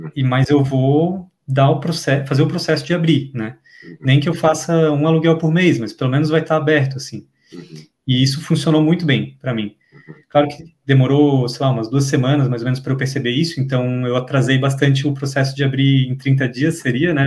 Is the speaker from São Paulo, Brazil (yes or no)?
no; Florianópolis, Santa Catarina, Brazil; eu sou de Florianópolis, Santa Catarina.